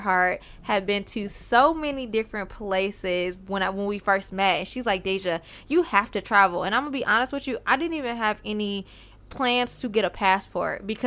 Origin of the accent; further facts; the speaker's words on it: Chicago, Illinois, United States; moved away as an adult; now in Georgia, United States; I'm originally born and raised in Chicago, Illinois, in the States